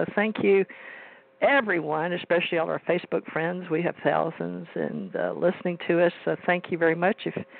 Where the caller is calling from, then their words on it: Gulf Breeze, Florida, United States; And I'm calling from Gulf Breeze, Florida